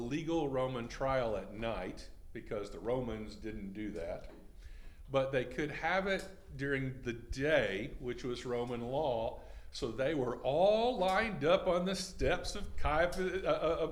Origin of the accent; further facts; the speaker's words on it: Texas, United States; I'm Texan. I speak in hyperbole.